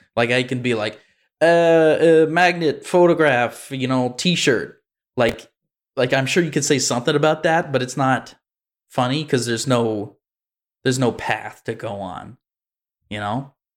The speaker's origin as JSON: {"language": "English", "country": "United States", "said": "I'm American"}